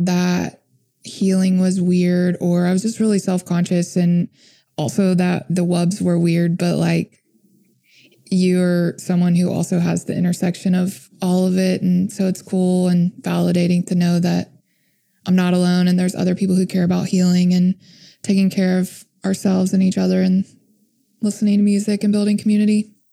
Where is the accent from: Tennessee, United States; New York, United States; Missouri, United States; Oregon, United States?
Tennessee, United States; Memphis; my hometown in Memphis